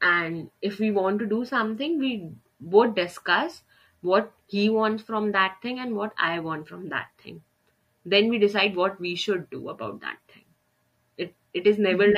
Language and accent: English; Delhi, India; I am born and brought up in Delhi